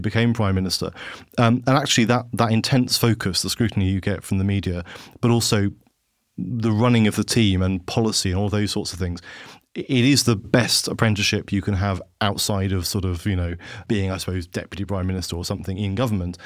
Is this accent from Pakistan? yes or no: no; Havant, South East England, United Kingdom; also born or lived in London; I worked for David Willits, who was my hometown M P